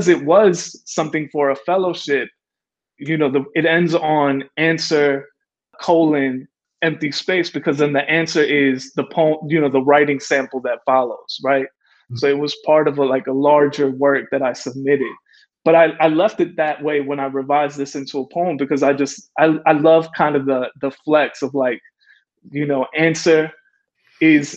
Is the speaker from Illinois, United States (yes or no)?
yes; Calumet City, Illinois, United States; also born or lived in Chicago; I was born in Chicago, I was raised in Calumet City